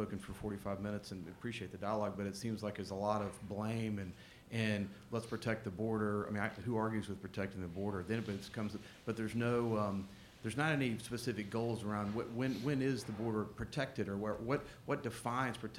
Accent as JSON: {"language": "English", "region": "Texas", "country": "United States", "also_born_or_lived": "Dallas / New York", "said": "as a Texan"}